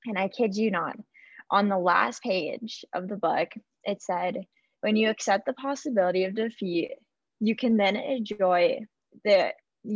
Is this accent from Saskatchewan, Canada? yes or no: yes; Yorkton, Saskatchewan, Canada; moved away as an adult; now in Saskatoon, Canada; I am born and raised in Yorkton. However, I currently live in Saskatoon